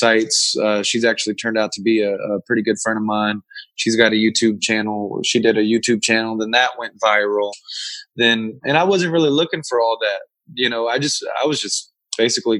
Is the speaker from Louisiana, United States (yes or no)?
yes; Louisiana, United States; now in Arizona, United States; I live out in Arizona and I'm from Louisiana